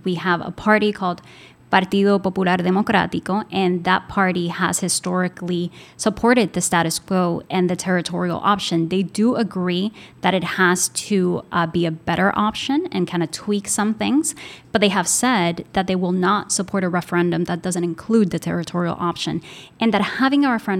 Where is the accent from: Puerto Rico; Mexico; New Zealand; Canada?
Puerto Rico; I was born and raised in Puerto Rico. I'm 32 years old